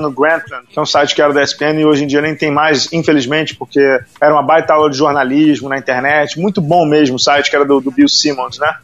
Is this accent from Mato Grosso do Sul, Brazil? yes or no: no; Rio de Janeiro, Brazil; eu sou do Rio